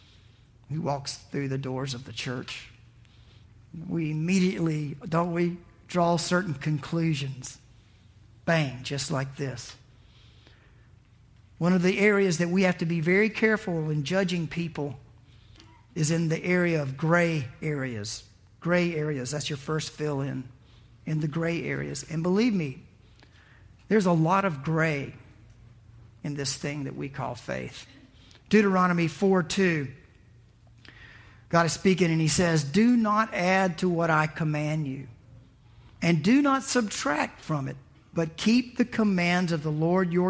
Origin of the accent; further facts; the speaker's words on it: the South, United States; I was raised in the South.